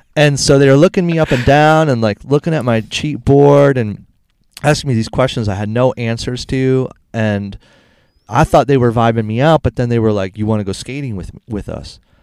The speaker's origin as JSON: {"language": "English", "town": "Cleveland", "region": "Ohio", "country": "United States", "also_born_or_lived": "San Diego, California", "moved": "as an adult", "said": "I'm from Cleveland"}